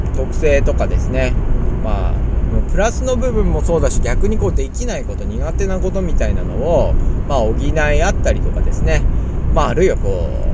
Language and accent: Japanese; Ina, Nagano, Japan; 私は長野県出身で、伊那市というですね、すごいちっちゃい地域、サッカーも弱い地域にいたんですけれども